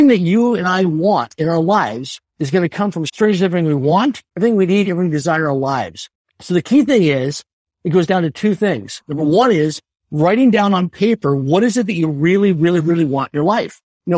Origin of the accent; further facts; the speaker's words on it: Swift Current, Saskatchewan, Canada; I grew up in Sub-Current, Saskatchewan, a city of less than 20,000 people in population. It wasn't a big city. It wasn't a major city.